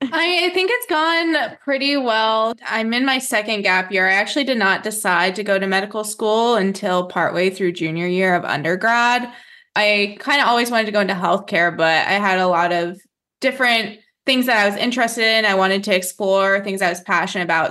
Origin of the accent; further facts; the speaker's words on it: New Mexico, United States; I grew up in New Mexico